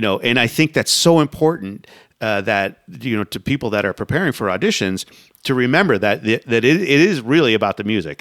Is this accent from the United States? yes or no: yes; Sarasota, Florida, United States; I grew up in Sarasota